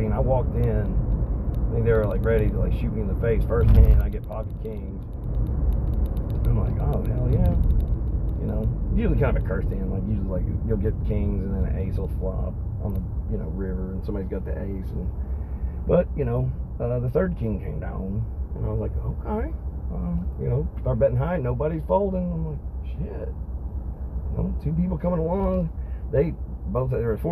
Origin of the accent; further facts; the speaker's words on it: Vestal, New York, United States; I grew up in Vestal